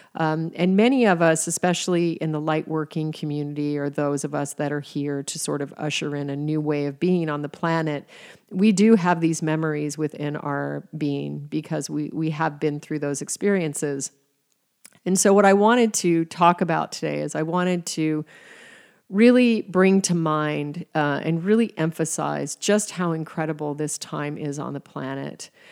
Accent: Alaska, United States; moved away as an adult; also born or lived in Arizona / Paris, France; I was from Alaska

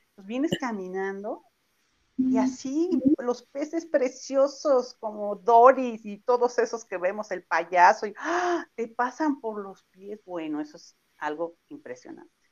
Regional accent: Mexico; soy mexicana

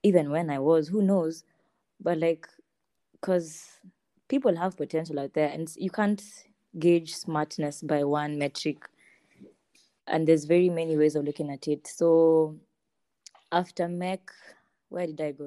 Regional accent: Nairobi, Kenya; also born or lived in Eldoret, Kenya; I moved to Nairobi from Eldoret. I was studying between the years 2009 going down, I was studying in Hill School Eldoret. And then after that, when we moved to Nairobi, that was in class 3.

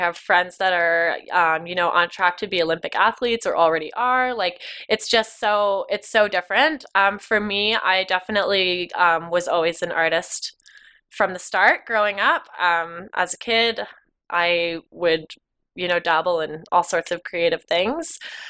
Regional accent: Canmore, Alberta, Canada; Yeah, so first generation. So my dad is from Vancouver Island. My mom is from Northern Ontario. And they both moved here in the 80s and fell in love with it like most people

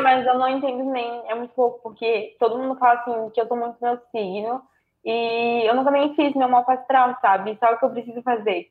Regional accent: Itajaí, Santa Catarina, Brazil; Itajaí, Santa Catarina

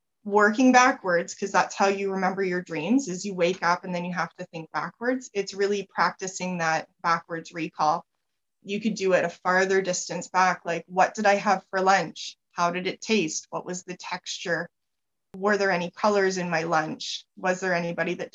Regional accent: Canada; I'm Canadian.

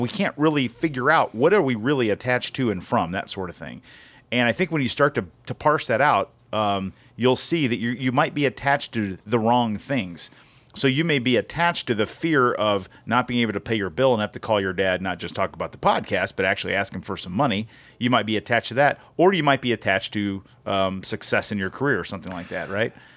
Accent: United States; moved away; I grew up on the same river

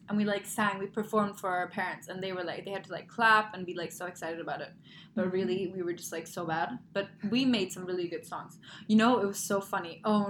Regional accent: Sweden; moved away; also born or lived in Germany; I grew up in Sweden and I lived in Germany, but in the winters, we'd always go back over Christmas home to Sweden.

